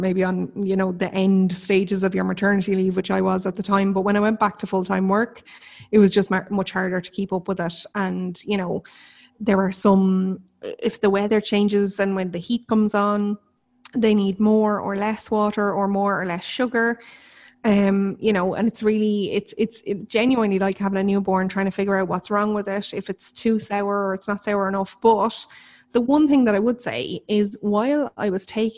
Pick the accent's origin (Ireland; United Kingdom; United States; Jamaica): Ireland; I'm Irish